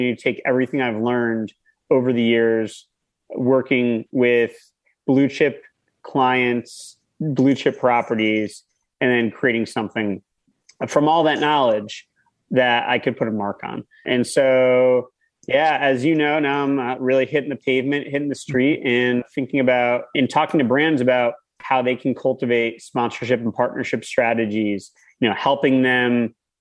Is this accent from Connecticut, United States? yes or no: yes; Connecticut, United States; now in Westchester, United States; I grew up in Connecticut.